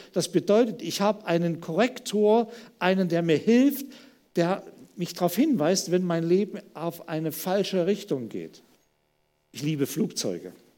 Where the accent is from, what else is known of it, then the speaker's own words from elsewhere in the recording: Germany; wir als Deutsche